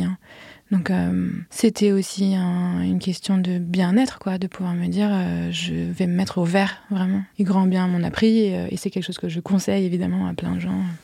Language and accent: French; Paris, Île-de-France, France; moved away as an adult; also born or lived in Vienna, Austria / London, United Kingdom; je suis née, j'ai grandi à Paris